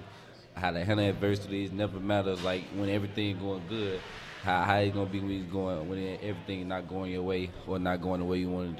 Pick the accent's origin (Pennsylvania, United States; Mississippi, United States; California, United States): Mississippi, United States; moved away; I'm from Mississippi.